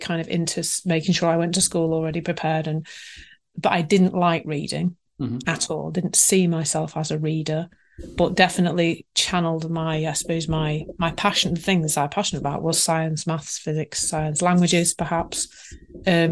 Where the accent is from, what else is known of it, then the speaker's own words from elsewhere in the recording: Leeds, Yorkshire and the Humber, United Kingdom; I was born in Leeds, actually, probably not that far from where I live now